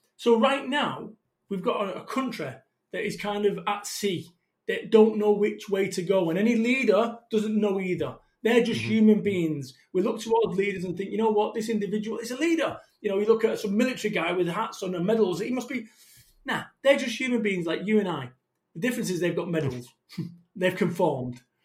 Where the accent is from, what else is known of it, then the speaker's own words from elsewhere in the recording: Salford, North West England, United Kingdom; I'm from Salford, Manchester.